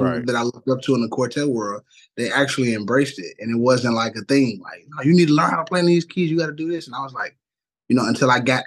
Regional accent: Chicago, Illinois, United States; I'm born and raised in Chicago, West Side

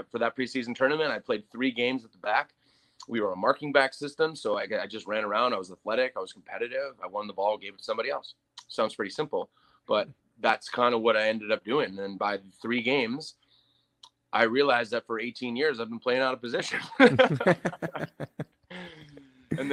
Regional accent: Green Bay, Wisconsin, United States; moved away as an adult; also born or lived in Chicago; I grew up in Green Bay, Wisconsin. You know, I didn't grow up in a big town.

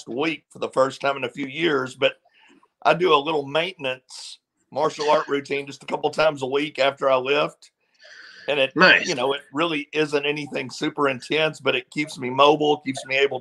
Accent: Benton, Kentucky, United States; moved away; also born or lived in Nashville; I'm from Benton, Kentucky.

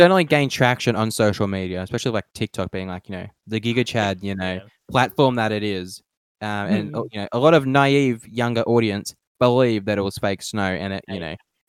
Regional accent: Australia; we're Australian.

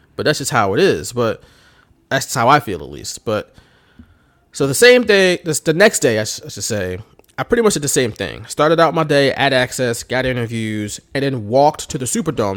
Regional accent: Philadelphia, Pennsylvania, United States; I'm from Philly, obviously, you know, we're from Philly

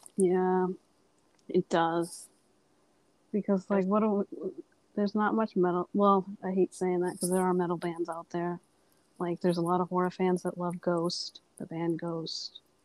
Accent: Massachusetts, United States; I'm from Massachusetts.

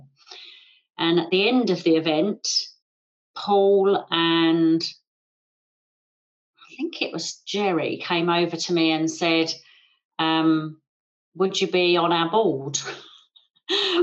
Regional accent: England, United Kingdom; I'm English

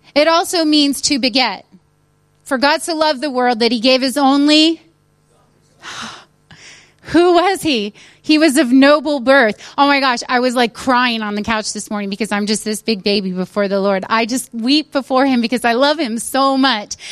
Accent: United States; moved away as an adult; now in United Kingdom; I'm American, but forgive me. I'm British too because now I have a driver's license

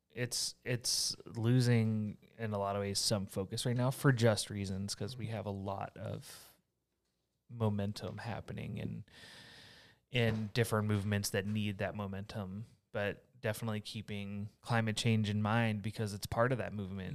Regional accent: Houston area, Texas, United States; moved away; also born or lived in Iowa; my hometown

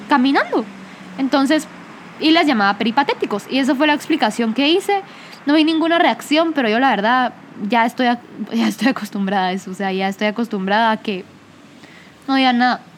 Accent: Guatemala; accent: Guatemalan; el acento se nos pega por ser neutros, porque el acento guatemalteco es reconocido

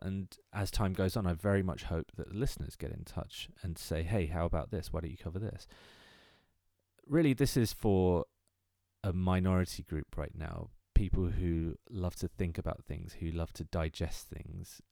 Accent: London, United Kingdom; I am from London, England

